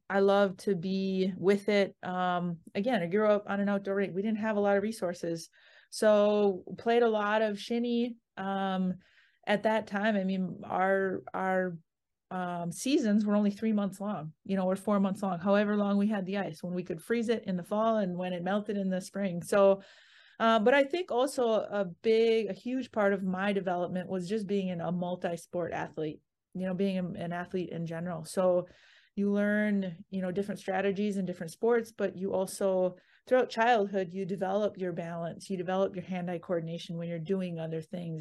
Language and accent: English; Siren, Wisconsin, United States; moved away; I grew up in Siren, you know, like you said, and it's a very small town in northwestern Wisconsin